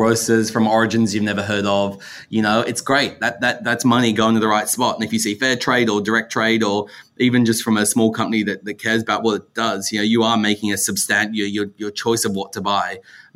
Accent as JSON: {"language": "English", "country": "Australia", "said": "in Australia, we like milky coffee"}